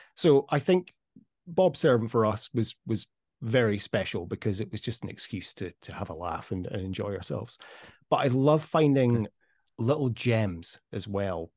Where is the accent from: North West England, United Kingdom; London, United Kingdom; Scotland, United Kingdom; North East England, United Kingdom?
Scotland, United Kingdom; moved away as an adult; also born or lived in Dubai; now in Amsterdam, Netherlands; we're both so proud to be Scottish